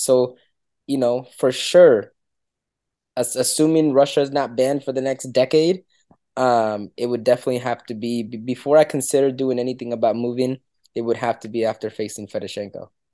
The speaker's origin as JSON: {"language": "English", "country": "Dominican Republic", "moved": "yes", "said": "I'm, I'm from Dominican Republic"}